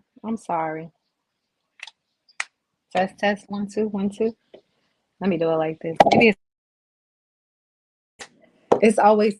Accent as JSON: {"language": "English", "town": "Brooklyn", "region": "New York", "country": "United States", "lives_now": "South Carolina, United States", "said": "So I'm originally from Brooklyn, New York, moved down to South Carolina, moved back to New York, and then now I'm back in South Carolina."}